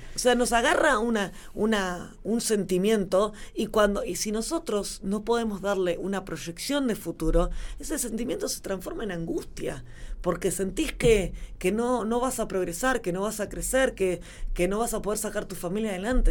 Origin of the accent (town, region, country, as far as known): La Pampa, Argentina; born or raised there